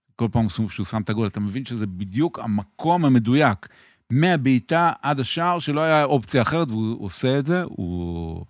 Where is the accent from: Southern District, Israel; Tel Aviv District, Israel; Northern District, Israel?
Tel Aviv District, Israel; Tel Aviv; אני גדלתי ברחוב ירמיהו בתל אביב, על גדת הירקון